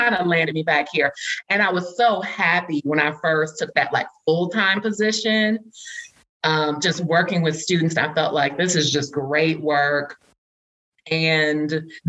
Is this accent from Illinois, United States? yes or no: yes; Chicago, Illinois, United States; I'm from Chicago